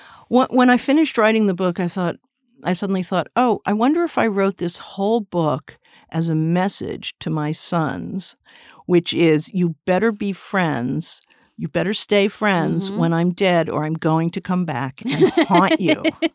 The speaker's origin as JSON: {"language": "English", "town": "Westport", "region": "Connecticut", "country": "United States", "tie": "born or raised there", "said": "I grew up in Westport, Connecticut, a suburb, and I used to come in all the time"}